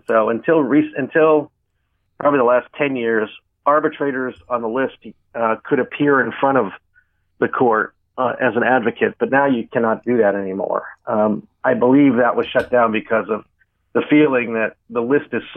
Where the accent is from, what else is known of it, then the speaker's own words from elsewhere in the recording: Pittsburgh, Pennsylvania, United States; I grew up in Pittsburgh